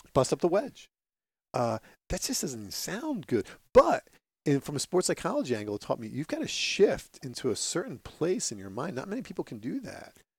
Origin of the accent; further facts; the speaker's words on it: Phillipsburg, New Jersey, United States; As a little kid growing up in the sports intense town of Phillipsburg, New Jersey